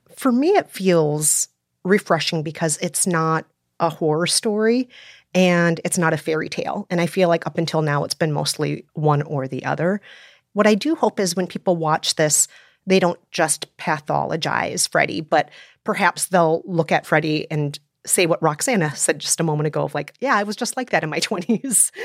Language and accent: English; Minnesota, United States; also born or lived in South Korea; I was born in Korea, and I was adopted as a baby, raised in Minnesota